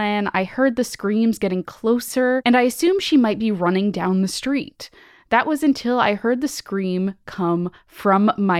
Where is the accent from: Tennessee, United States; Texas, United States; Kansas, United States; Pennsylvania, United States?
Texas, United States; San Antonio; now in Savannah, United States; I'm currently a 28-year-old man living in Savannah, Georgia, while I attend art school, but I was born and raised in San Antonio, Texas.